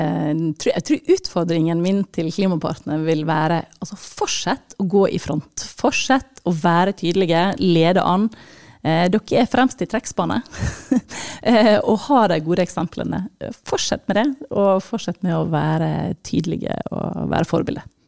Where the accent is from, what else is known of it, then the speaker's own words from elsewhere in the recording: Sogn og Fjordane, Vestland, Norway; jeg er jo fra, fra Sogn og Fjordane opprinnelig